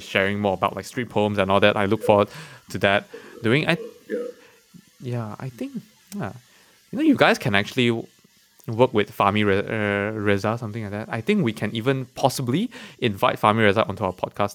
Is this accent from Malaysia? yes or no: yes; Malaysia; being a Malaysian, I'm I'm I'm I'm quite proud to be a Malaysian